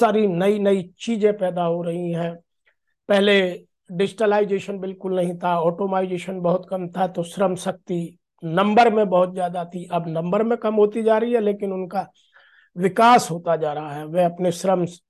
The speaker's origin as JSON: {"language": "Hindi", "region": "Uttar Pradesh", "country": "India", "said": "मैं उत्तर प्रदेश का रहने वाला हूं"}